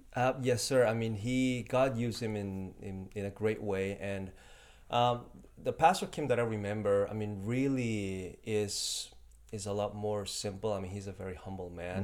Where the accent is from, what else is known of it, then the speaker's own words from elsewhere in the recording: Mexico; first language Spanish; English is a second language; also born or lived in South Korea; I grew up in Mexico